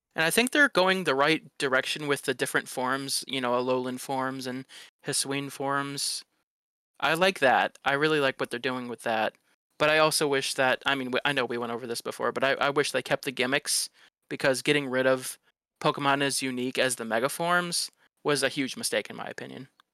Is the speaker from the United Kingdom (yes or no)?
no; Detroit, Michigan, United States; I grew up in Detroit